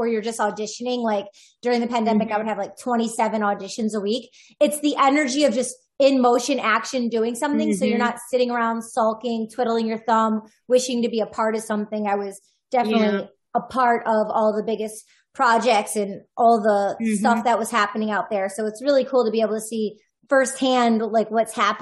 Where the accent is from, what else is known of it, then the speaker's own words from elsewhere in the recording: Michigan, United States; I grew up in Michigan, so I used to go to Illinois all the time